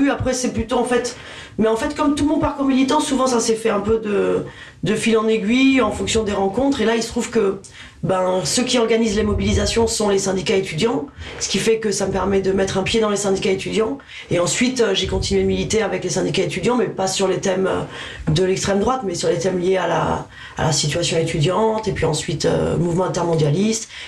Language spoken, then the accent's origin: French; Toulouse, Occitania, France; moved away as an adult; also born or lived in Dijon / Paris region; now in Paris, France; il y a marqué euh, Dijon sur ma fiche Wikipédia, mais j'y suis restée six mois. Je suis plus toulousaine que ah, Vous êtes toulousaine Oui j'ai grandi à Toulouse.